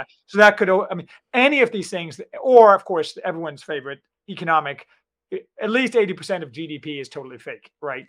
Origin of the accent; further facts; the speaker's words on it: United States; I'm a American optimist